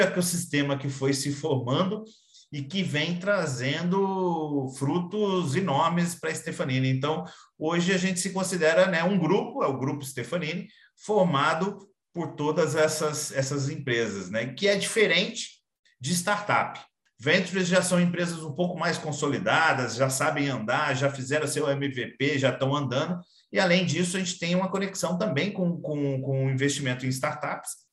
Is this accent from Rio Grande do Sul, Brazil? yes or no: no; Minas Gerais, Brazil; sou mineiro